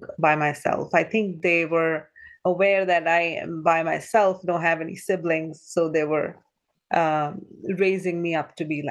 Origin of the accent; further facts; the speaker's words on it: New Delhi, India; moved away as an adult; also born or lived in Goa, India; now in Ohio, United States; I was born in New Delhi, India, or a small little town next to New Delhi, India.